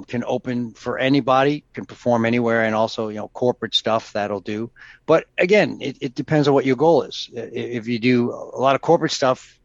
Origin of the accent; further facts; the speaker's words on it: New York, United States; I grew up in New York